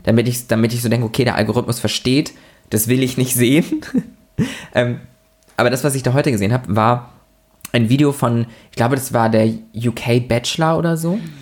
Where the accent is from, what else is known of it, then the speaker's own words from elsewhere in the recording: Lübeck, Schleswig-Holstein, Germany; in Lübeck, also in meiner Heimat, in unserer Heimat